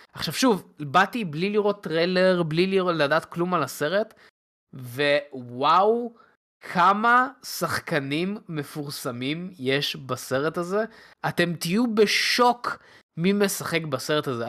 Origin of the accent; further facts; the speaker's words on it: Beit Shemesh area, Jerusalem District, Israel; אני גדלתי באזור בית שמש